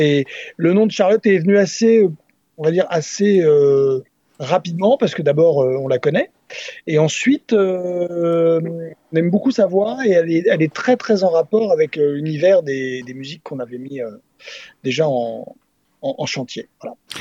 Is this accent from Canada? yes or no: no; Nantes, Pays de la Loire, France; moi, je suis originaire de Nantes